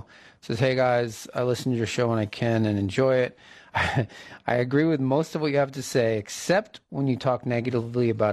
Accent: East Coast, United States; moved away; I'm from the East Coast

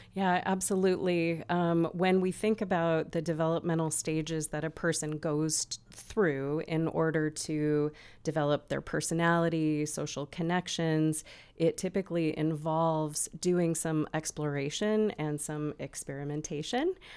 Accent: Olympia, Washington, United States; moved away as an adult; now in Bend, United States; I'm originally from Olympia, Washington, where I lived and worked for many years

